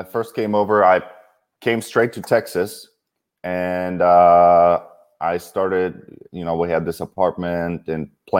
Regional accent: Kyiv, Ukraine; moved away; I grew up in Kiev, Ukraine.

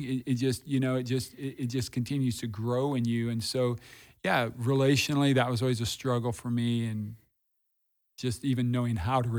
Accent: Des Moines, Iowa, United States; I grew up in Des Moines. That's where I grew up.

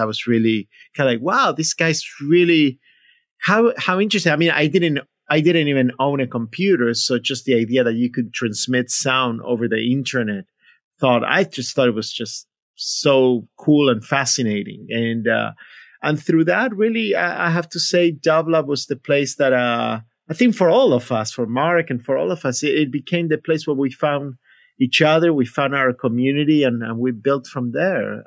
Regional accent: Buenos Aires, Argentina; moved away; I grew up in Buenos Aires, Argentina

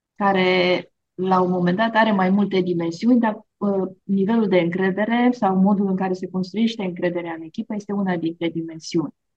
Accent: Romania; Noi, de exemplu, România, suntem un popor

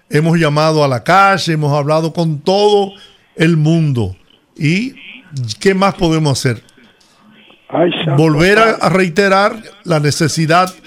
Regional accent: Villahermosa, La Romana, Dominican Republic; ir a Villahermosa, en La Romana, donde de donde yo soy, a repetir eslogans vacíos

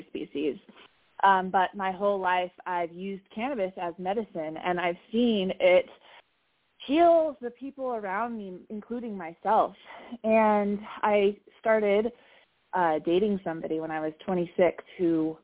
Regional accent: California, United States; I grew up in California with cannabis being legal practically my entire life

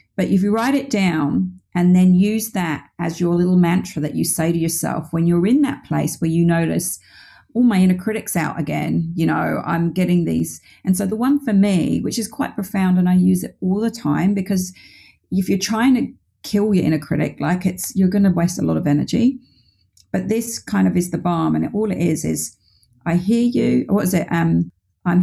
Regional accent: United Kingdom

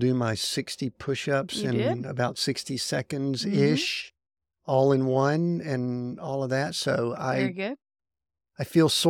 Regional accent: the South, United States; We're from the South.

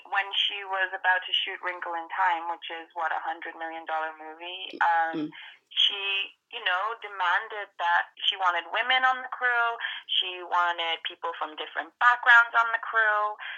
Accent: Ireland; And why am I a stripper with a British accent when I'm actually Irish?

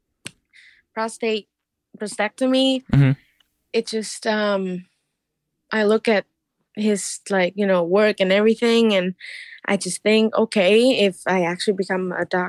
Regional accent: Vietnam; now in Illinois, United States; I'm from Vietnam

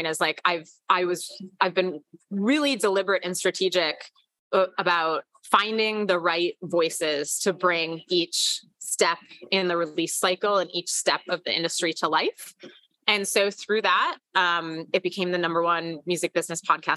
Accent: Hartland, Wisconsin, United States; moved away; also born or lived in New York; I'm originally from Heartland, Wisconsin

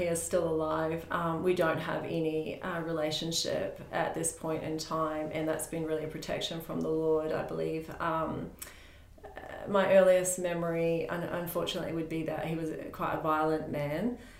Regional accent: Roebourne, Western Australia, Australia; also born or lived in Port Hedland; That community is called Roebourne. I was born in Port Hedland, which is a couple of hours from Roebourne, in a mining area

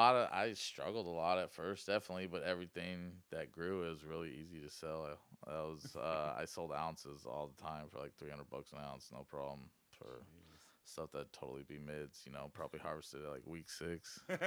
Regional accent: Elkton, Oregon, United States; also born or lived in Arizona / California; I was born in Arizona, then California, then I lived in Elkton from like first grade to seventh grade.

